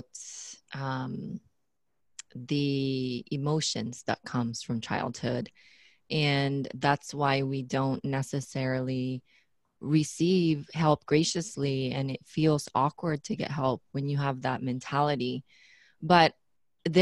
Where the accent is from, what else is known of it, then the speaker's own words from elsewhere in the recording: Philippines; being the Filipino that I am, we have this cultural thing